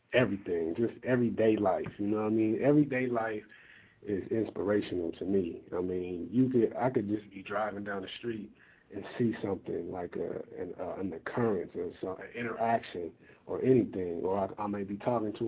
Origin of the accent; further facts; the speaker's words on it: Compton, California, United States; I'm from Compton too